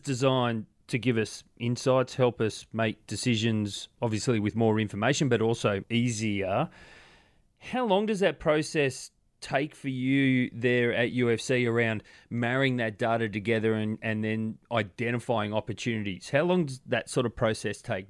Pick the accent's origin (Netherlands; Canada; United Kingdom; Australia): Australia; I'm Australian